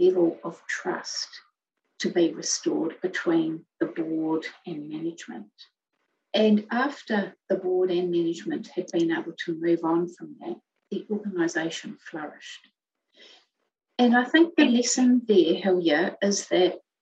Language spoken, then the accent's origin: English; Melbourne, Victoria, Australia; moved away as an adult; also born or lived in Hamilton, New Zealand; now in New Zealand; we originally started out in New Zealand in a city called Hamilton. And then we moved across to Melbourne.